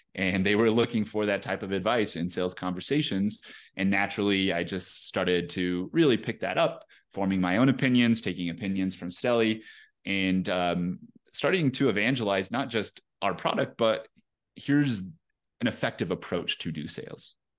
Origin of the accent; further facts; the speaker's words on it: Pueblo, Colorado, United States; also born or lived in Salida, Colorado; I grew up in Colorado, um, in a town called Pueblo, Colorado, so not too far, uh, from here. But yeah, born and raised, man